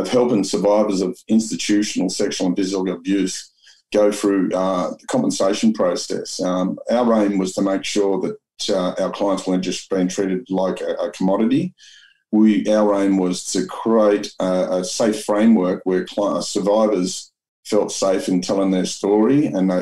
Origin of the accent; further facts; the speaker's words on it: Sydney, New South Wales, Australia; I grew up in Mount Druitt